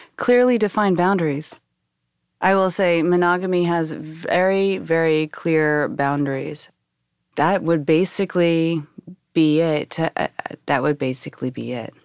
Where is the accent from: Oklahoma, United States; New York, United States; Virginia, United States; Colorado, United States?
Oklahoma, United States; I was born and raised in Bible thumping Oklahoma